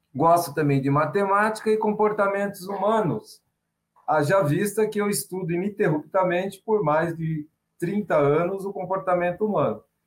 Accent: São Paulo, Brazil; Sou paulistano

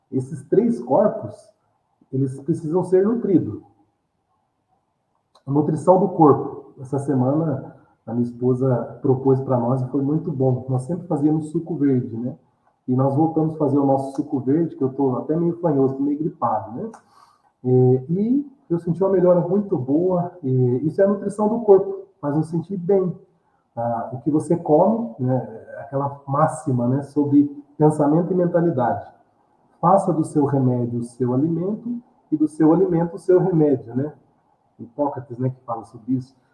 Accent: Mogi das Cruzes, São Paulo, Brazil; né, na nossa região, né, eu sou de Mogi das Cruzes, mas de outras regiões também de São Paulo

